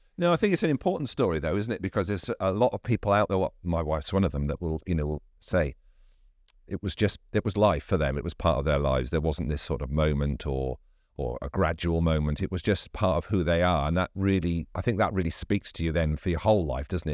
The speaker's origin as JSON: {"language": "English", "region": "South Wales", "country": "United Kingdom", "said": "I come from South Wales"}